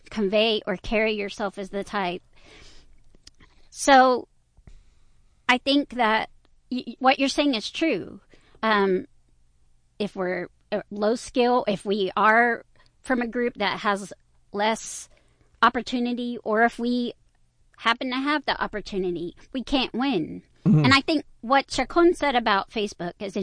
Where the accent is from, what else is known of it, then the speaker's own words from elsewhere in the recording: Aldine area, Texas, United States; I grew up in the Aldean area